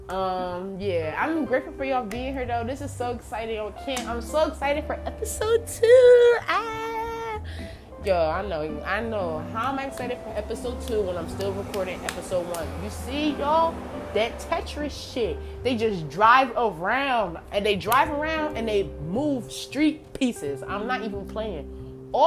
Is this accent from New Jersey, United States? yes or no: yes; New Jersey, United States; now in Albuquerque, United States; I've lived in Jersey, y'all, right? That's where I came from. I came to Albuquerque from Jersey, period.